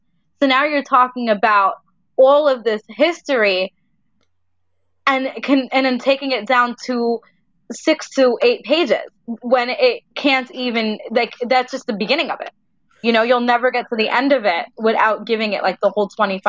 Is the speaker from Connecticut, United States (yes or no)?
no; New York City, New York, United States; now in Queens, New York, United States; Brooklyn in a little town that's not so little anymore because now it's really on the map where it never was. I grew up in Greenpoint, Brooklyn.